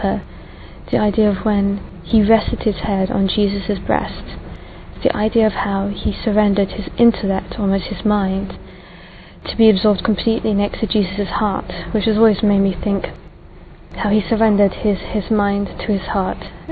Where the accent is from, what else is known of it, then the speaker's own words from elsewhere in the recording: England, United Kingdom; I am from England. Well, my parents are Sri Lankan